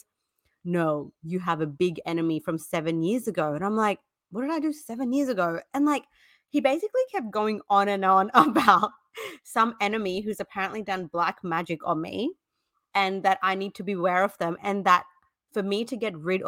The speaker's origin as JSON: {"language": "English", "region": "South India", "country": "India", "said": "I'm actually from South India too"}